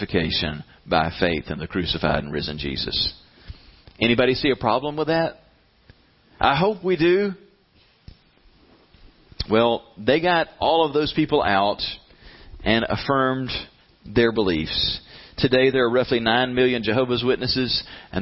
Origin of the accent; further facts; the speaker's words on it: the South, United States; We're from the South.